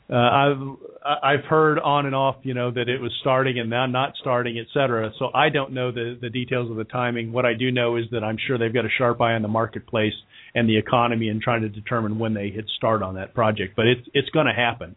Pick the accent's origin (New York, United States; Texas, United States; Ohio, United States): Ohio, United States; Kettering; moved away as an adult; now in Cincinnati, United States; where I grew up in Kettering, Ohio.